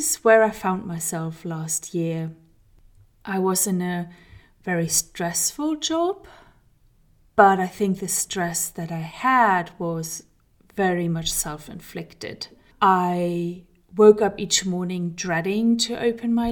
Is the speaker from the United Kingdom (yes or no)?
no; Germany; moved away; We are currently living in Germany, which is my home country, but I have lived for many, many years in other countries, four exactly.